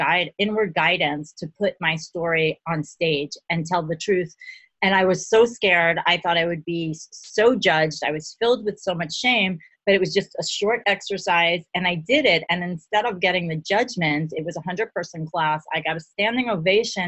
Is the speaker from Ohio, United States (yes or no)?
no; New York City, New York, United States; I grew up in Brooklyn with a Jewish wannabe Italian father